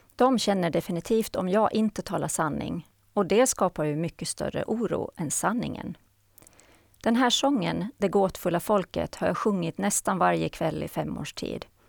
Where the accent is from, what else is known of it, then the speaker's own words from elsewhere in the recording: Haraldsby, Åland Islands; moved away as an adult; now in Sweden; Jag är född och uppvuxen på Åland och bor sedan 1994 i Sverige.